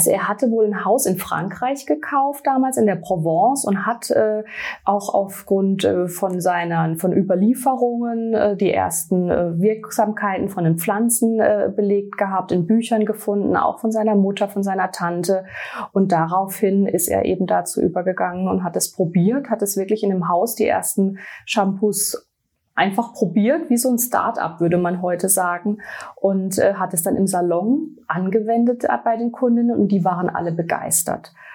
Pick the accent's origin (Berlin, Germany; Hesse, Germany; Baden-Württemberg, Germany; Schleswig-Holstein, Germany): Baden-Württemberg, Germany; ich komme aus dem Raum ähm, Schwarzwald, um genau zu sein aus La. Ich bin 42 Jahre alt